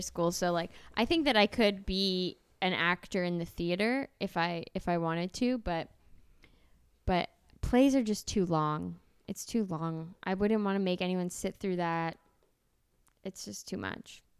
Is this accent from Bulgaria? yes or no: no; Canada